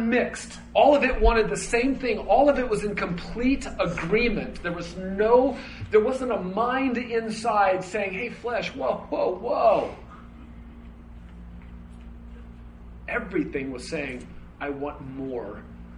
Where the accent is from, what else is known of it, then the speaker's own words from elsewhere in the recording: United States; I was born in America